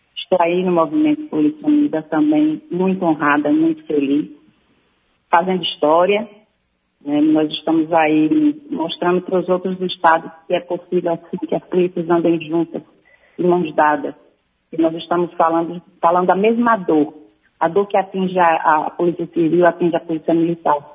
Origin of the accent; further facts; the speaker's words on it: Sergipe, Brazil; eu não estou em Sergipe. Mas é minha terra querida